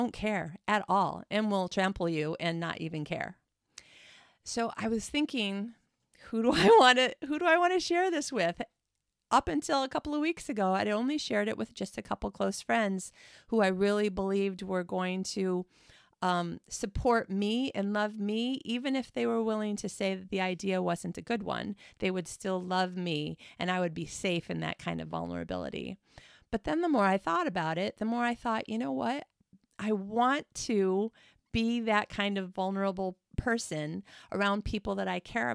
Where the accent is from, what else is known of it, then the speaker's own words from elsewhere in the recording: Midwest of the United States, United States; moved away; I am from the Midwest of the United States.